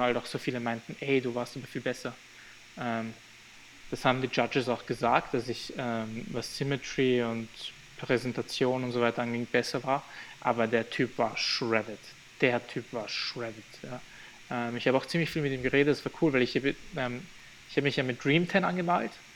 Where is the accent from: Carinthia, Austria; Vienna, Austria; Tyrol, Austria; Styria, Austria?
Styria, Austria; Graz; also born or lived in Albania; I'm born in the same city like him